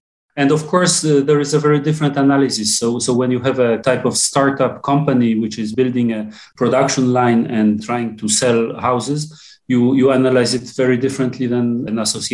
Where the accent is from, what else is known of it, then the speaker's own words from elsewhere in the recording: Warsaw, Masovian Voivodeship, Poland; English is a second language; also born or lived in France; I'm born and raised in Warsaw. I spent some time in France, but I most of the of my life I spent it in Warsaw